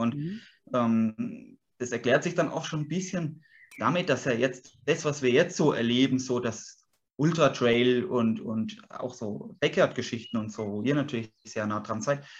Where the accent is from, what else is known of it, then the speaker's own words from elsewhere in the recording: Würzburg, Bavaria, Germany; moved away as an adult; also born or lived in Sulzbach am Taunus, Hesse; ich bin Franke. Ich bin, bin äh, sehe mich ganz klar als Würzburger, bin hier aufgewachsen